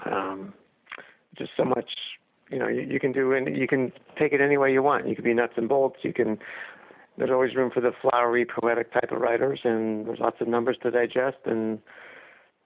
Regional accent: Kansas City, Missouri, United States; moved away; also born or lived in Boston; I grew up in Kansas City, in the heyday of the Kansas City Royals.

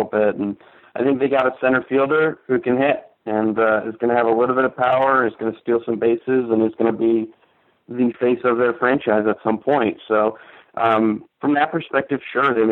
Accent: tri-state area, United States; I grew up in the Tri-State area during the Yankees dynasty

